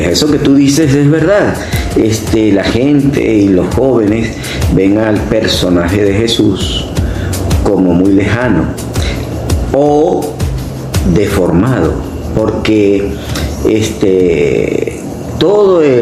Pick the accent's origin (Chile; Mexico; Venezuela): Venezuela; Caracas, Capital District; moved away as an adult; also born or lived in Barcelona, Venezuela; now in Valencia, Venezuela; salesiano, caraqueño, de 62 años